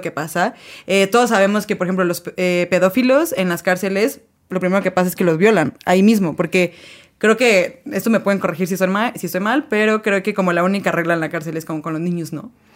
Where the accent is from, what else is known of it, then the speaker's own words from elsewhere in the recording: Mexico; somos en México